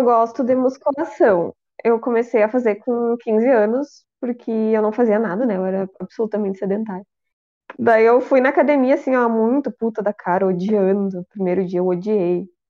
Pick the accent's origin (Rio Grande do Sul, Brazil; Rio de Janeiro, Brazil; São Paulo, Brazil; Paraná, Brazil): Rio Grande do Sul, Brazil; eu sou do Rio Grande do Sul